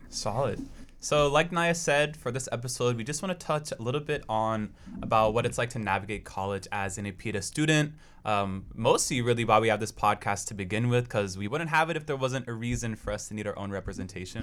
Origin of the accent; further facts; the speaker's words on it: Portland, Oregon, United States; now in Corvallis, United States; I'm also from Portland, Oregon